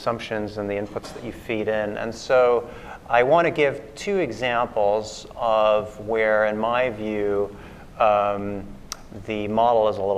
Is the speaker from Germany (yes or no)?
yes; Germany; moved away; I'm originally from Germany